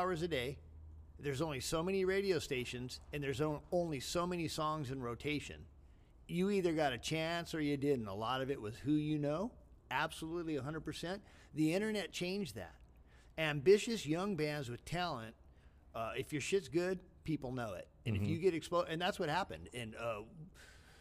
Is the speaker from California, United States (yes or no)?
yes; San Gabriel Valley, California, United States; also born or lived in La Puente, California; I was raised in the San Gabriel Valley as a kid